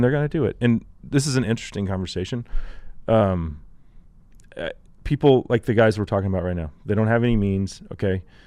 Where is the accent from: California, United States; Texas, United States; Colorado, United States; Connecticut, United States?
Texas, United States; I'm a Texan.